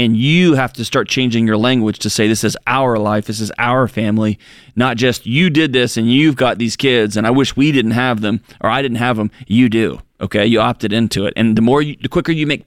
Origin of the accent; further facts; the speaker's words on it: Texas, United States; moved away; My wife, my whole family's from Texas. I'm from Texas